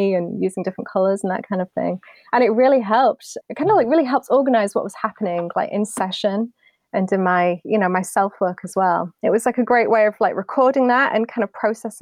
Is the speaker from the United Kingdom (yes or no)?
yes; United Kingdom; moved away as an adult; now in United States; I'm British